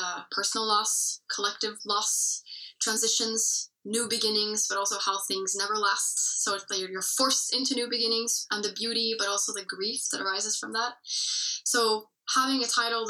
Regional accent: Norway; first language English; my mother tongue is English, but I've been speaking Norwegian for basically my whole life as well. Because I've been living here for most of my life in Norway

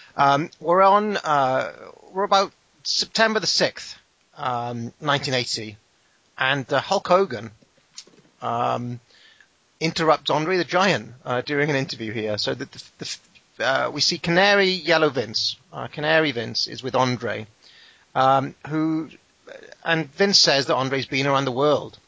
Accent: United Kingdom; I'm British.

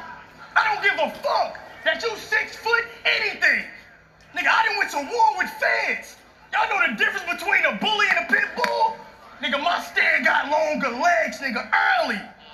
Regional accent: St. Louis, Missouri, United States; I'm from St. Louis.

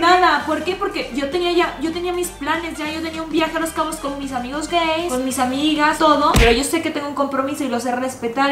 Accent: Tamaulipas, Mexico; moved away; also born or lived in Mexico City / Monterrey; yo soy de un pueblito de Tamaulipas

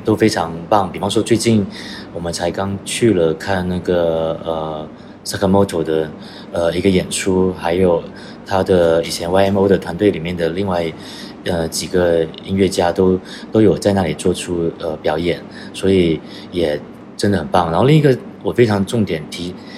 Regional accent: Guangdong, China; now in London, United Kingdom; 我原本是来自，呃，中国广东，嗯，然后是从在二零六，零六年出，呃，出国留学，然后，呃，一直在伦敦也生活了至少，呃，十年以上

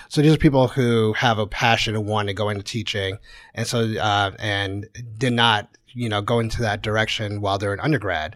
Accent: Connecticut, United States; moved away as an adult; also born or lived in Houston; now in Kansas City, United States; I grew up in Connecticut

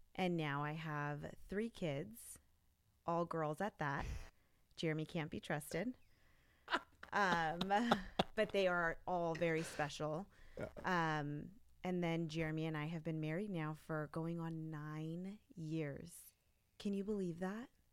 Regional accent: Los Gatos, California, United States; also born or lived in Santa Clara; I grew up in the Los Gatos Campbell area

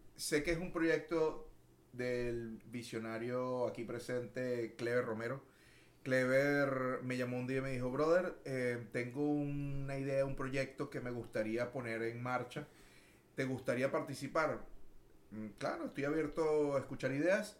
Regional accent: Caracas, Capital District, Venezuela; moved away as an adult; also born or lived in Puerto La Cruz, Venezuela / Maracaibo, Venezuela / Miami, United States; now in Houston, United States; Yo soy eh, oriundo de la ciudad de Caracas, muy orgulloso de ser caraqueño

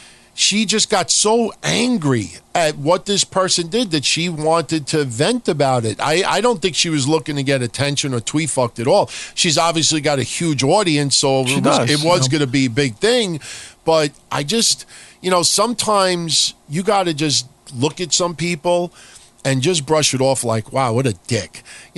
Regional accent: New York City, New York, United States; also born or lived in Middle Village, Queens; I come from Howard Beach. I mean, born in Middle Village, but live in Howard Beach.

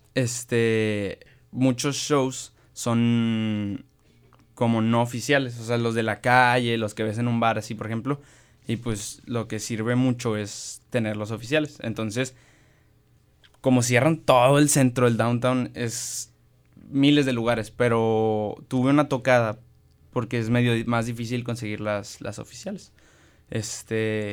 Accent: Monterrey, Nuevo León, Mexico; also born or lived in Mexico City / State of Mexico; soy de Monterrey, tengo que ser de Monterrey

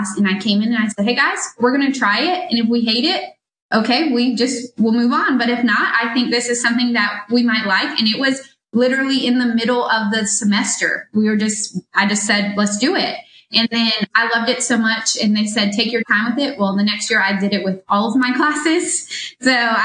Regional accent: Moncks Corner, South Carolina, United States; moved away as an adult; also born or lived in Columbia, South Carolina; I'm originally from Munts Corner, South Carolina, but I moved to Columbia to go to USC

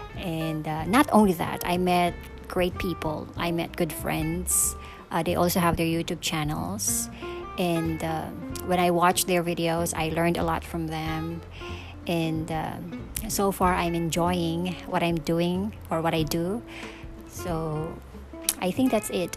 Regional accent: Philippines; moved away as an adult; now in Seoul, South Korea; I'm from the Philippines.

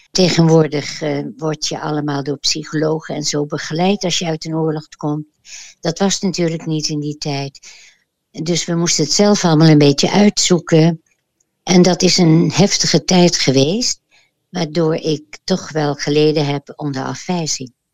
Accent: The Hague, South Holland, Netherlands; ik ben geboren in Den Haag

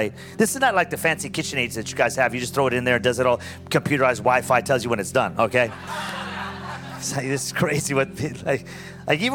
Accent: Pico Rivera, California, United States; also born or lived in Orange County, California / Costa Mesa, California; I grew up in a city called Pico Rivera, California

